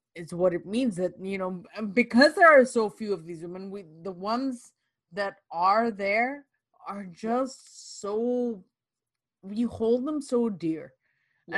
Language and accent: English; Canada; as Canadians, as as Canadian women